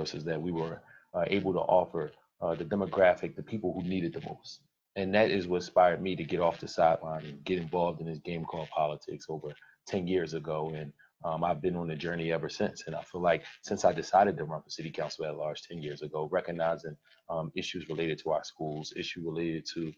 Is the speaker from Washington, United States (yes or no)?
no; Philadelphia, Pennsylvania, United States; I grew up in Philadelphia